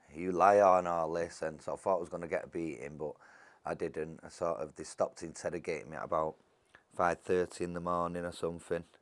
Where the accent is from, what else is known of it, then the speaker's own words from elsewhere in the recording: Salford, North West England, United Kingdom; I was born and bred in Salford all my life